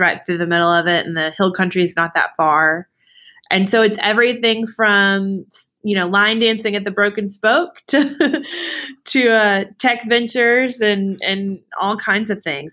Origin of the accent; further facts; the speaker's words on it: Dallas, Texas, United States; now in Austin, United States; I'm born and raised in Dallas